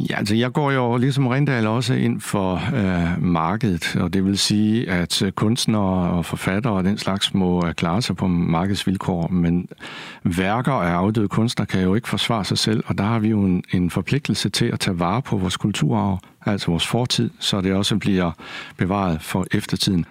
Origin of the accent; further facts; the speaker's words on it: Kolding, Southern Denmark, Denmark; also born or lived in Odense; Jeg er selv fra Kolding og gik på Munkenstam Gymnasium